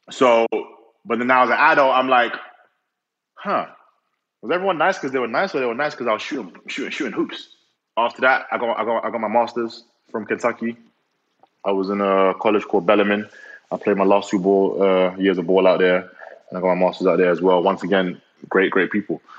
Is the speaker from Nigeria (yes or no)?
yes; Nigeria; also born or lived in four different countries; I'm Nigerian, but I don't think I've I had a typical Nigerian upbringing